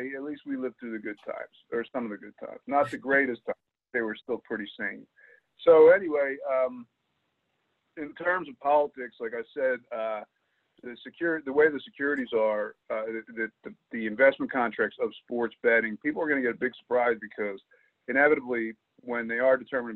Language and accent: English; Camden, New Jersey, United States; I was born in Camden, which is right across the river